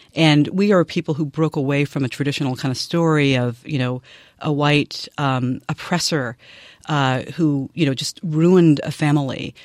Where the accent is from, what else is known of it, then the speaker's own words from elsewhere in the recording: Nashville, Tennessee, United States; moved away; I grew up in Nashville, Tennessee